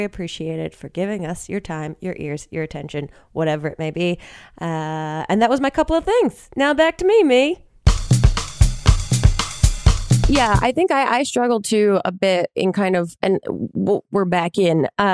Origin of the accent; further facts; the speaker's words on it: New Jersey, United States; I'm from New Jersey